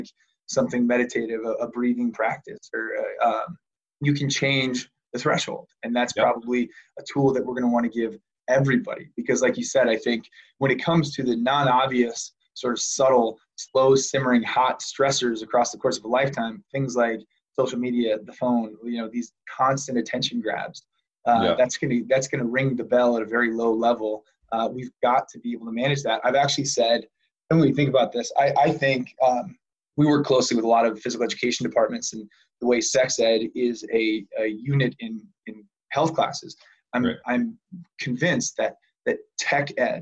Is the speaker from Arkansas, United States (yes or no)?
no; Chicago, Illinois, United States; I'm from Chicago.